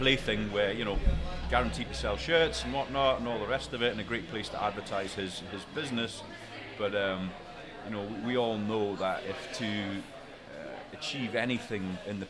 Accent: Berwick-upon-Tweed, North East England, United Kingdom; accent: slight Geordie / northeast; now in United States; I'm not originally from Newcastle. I mean, I don't have a really strong northeast accent, but it is like northeast. I lived up in Berwick, which is, I don't know, about an hour's north of Newcastle.

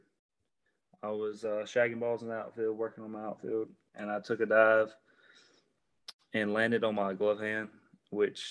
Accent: Madison, Mississippi, United States; I'm from Madison, Mississippi, it's down in central Mississippi.

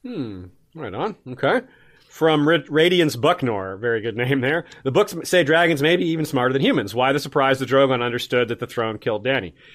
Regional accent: Tallahassee, Florida, United States; Tallahassee shout out. Always love those. My hometown.

